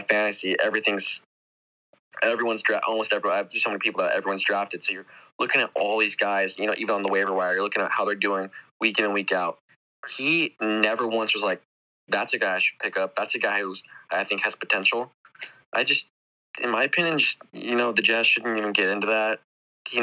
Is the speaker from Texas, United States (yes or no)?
yes; Dallas, Texas, United States; I'm from Dallas